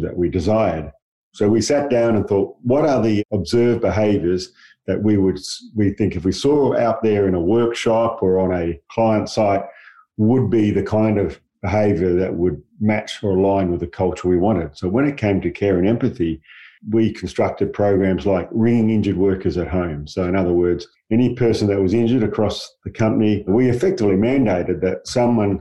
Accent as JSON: {"language": "English", "town": "Perth", "region": "Western Australia", "country": "Australia", "tie": "born or raised there", "said": "I grew up in Perth, really working kind of class background"}